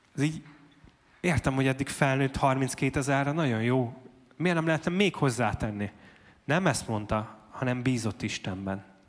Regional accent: Debrecen, Hajdú-Bihar, Hungary

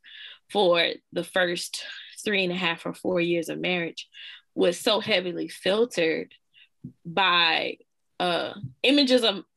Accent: Louisiana, United States; I'm from Louisiana

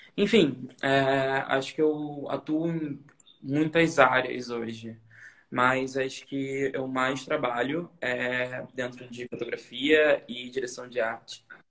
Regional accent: Niterói, Rio de Janeiro, Brazil; moved away as an adult; now in Rio de Janeiro, Brazil; eu sou de Niterói, né? Que nem você, Niterói. Uhum. É, e eu vim morar no Rio quando eu tinha 20 anos

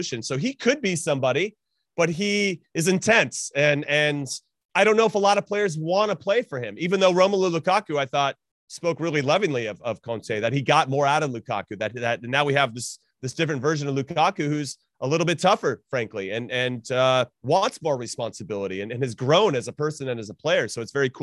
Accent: United States; as an American

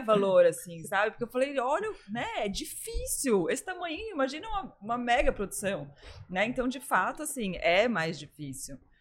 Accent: São Paulo, Brazil; now in Florianópolis, Brazil; Eu também sou de São Paulo.

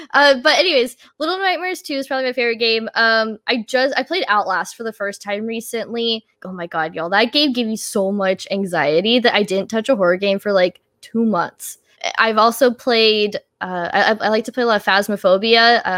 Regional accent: Austin, Texas, United States; I'm from Austin

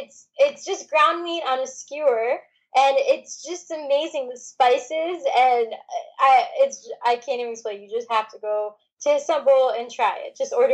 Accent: Michigan, United States; moved away; also born or lived in Chicago; I'm originally from Michigan.

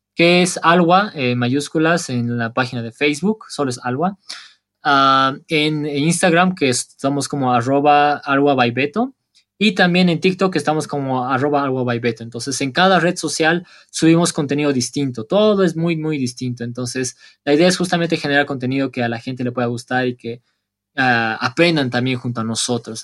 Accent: Bolivia; Bolivia no es tan turístico como Perú o como eh, Argentina o como Madrid o como cualquier otro lado del mundo, si bien no, no somos tan turísticos

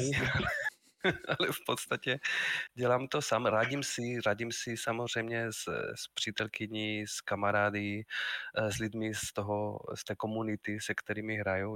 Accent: Spain; Czech is a second language; moved away as an adult; also born or lived in Madrid; now in Brno, Czech Republic; pocházím ze Španělska, ale žiju už v České republice víc než 22 let

